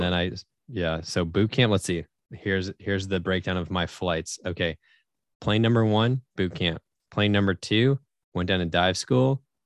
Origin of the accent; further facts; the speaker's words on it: Syracuse, New York, United States; I'm from Syracuse, New York